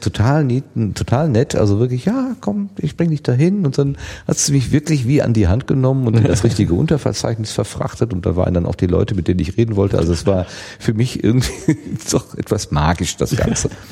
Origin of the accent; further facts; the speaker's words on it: Germany; wir sind Deutscher